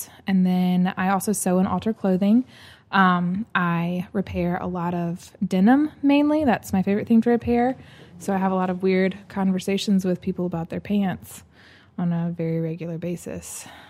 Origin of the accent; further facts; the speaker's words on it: Birmingham, Alabama, United States; also born or lived in Southeast US; I'm basically from Birmingham, moved around a lot when I was little, all over the Southeast.